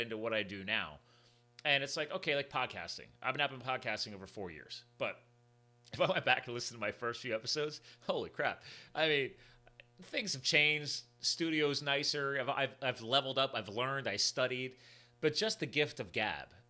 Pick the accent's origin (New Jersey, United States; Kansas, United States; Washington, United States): New Jersey, United States; I was born in New Jersey